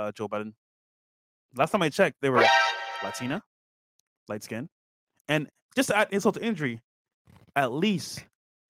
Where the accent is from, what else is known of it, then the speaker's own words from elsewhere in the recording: Barbados; I'm from Barbados.